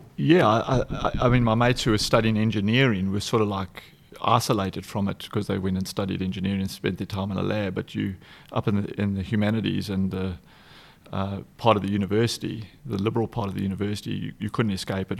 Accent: Umbogintwini, KwaZulu-Natal, South Africa; I'm from South Africa, born and raised. Uh, I was born on the East Coast, just south of the city of Durban

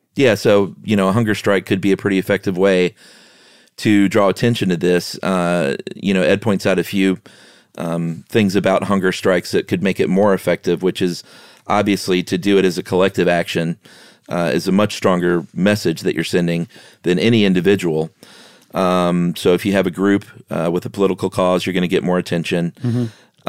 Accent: United States

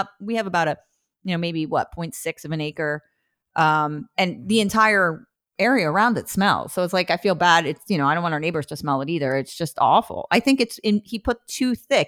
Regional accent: New Jersey, United States; now in Portland, United States; I'm from New Jersey. We have the best

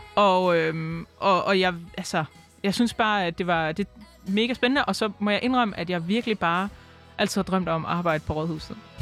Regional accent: Aarhus, Central Denmark Region, Denmark; jeg er født og opvokset i Aarhus. Jeg har øh, aldrig boet andre steder end i Aarhus.

